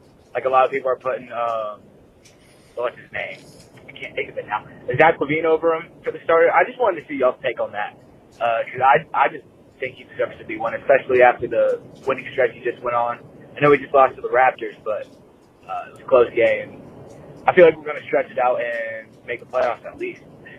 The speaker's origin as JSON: {"language": "English", "town": "Atlanta", "region": "Georgia", "country": "United States", "said": "I'm from Atlanta."}